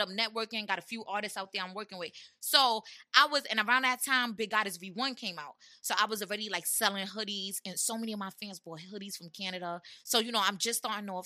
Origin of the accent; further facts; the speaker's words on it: New York City, New York, United States; That's where I'm from. I'm from Brownsville